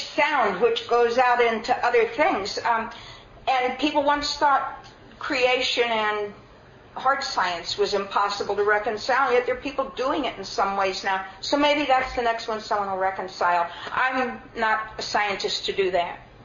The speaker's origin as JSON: {"language": "English", "country": "United States", "said": "I'm an American"}